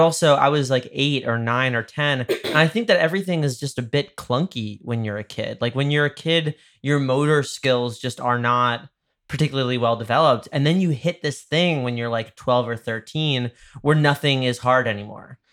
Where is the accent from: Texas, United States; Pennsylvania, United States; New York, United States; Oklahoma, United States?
New York, United States; Dobbs Ferry; moved away; my hometown, uh, I'm from, like, like, the river towns in Westchester